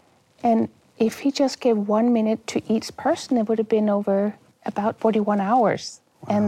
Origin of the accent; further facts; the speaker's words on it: Denmark; moved away; I'm originally from Denmark.